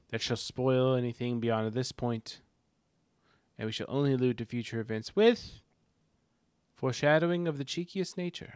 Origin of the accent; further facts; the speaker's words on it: Arkansas, United States; We're illiterate hillbillies from Arkansas